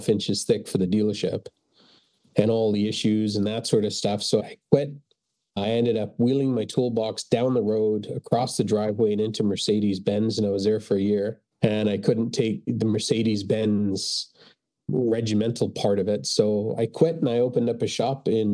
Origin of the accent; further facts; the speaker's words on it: England, United Kingdom; now in Port Moody, Canada; I was born in England. I was raised in England